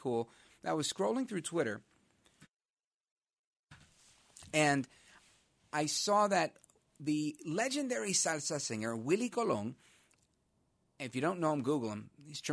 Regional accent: New York City, New York, United States; I'm from Brooklyn.

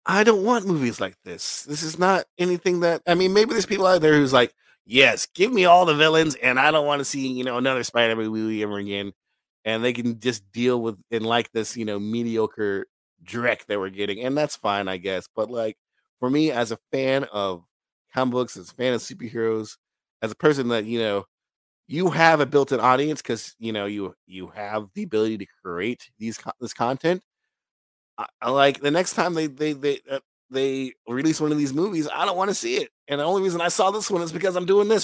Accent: United States

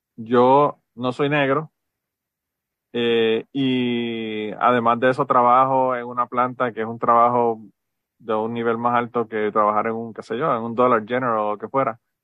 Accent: Utuado, Puerto Rico; Yo, yo soy de Utuado y en Utuado mi mamá

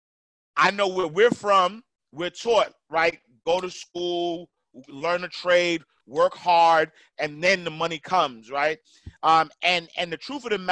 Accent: New York City, New York, United States; moved away as an adult; now in Atlanta, United States; I'm a kid from Harlem, NYC, man, home of the hustlers, man. I grew up in the projects, St. Nicholas houses

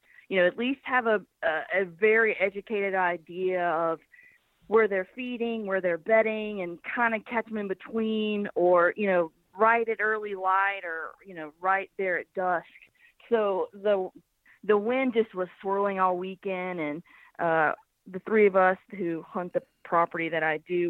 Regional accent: Birmingham, Alabama, United States; now in Nashville, United States; I'm from Birmingham, Alabama, but I live in Nashville, Tennessee.

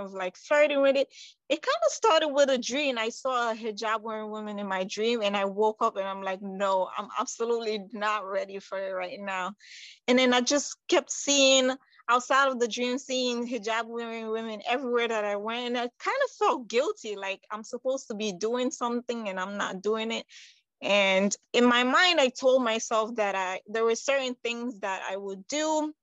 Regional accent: New York, United States; also born or lived in Conakry, Guinea; I was born in Guinea-Conakry. That's on the west side. I would say right next to Senegal, around Ghana. And I came to the United States when I was 9 years old. So I pretty much grew up in New York, big city

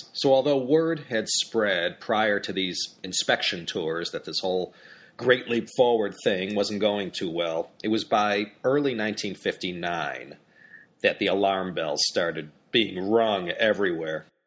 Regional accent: United States; as an American

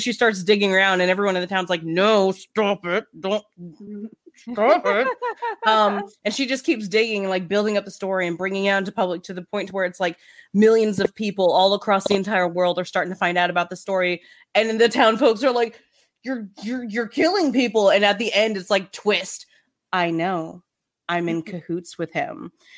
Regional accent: Memphis, Tennessee, United States; also born or lived in Wisconsin; We're from Memphis.

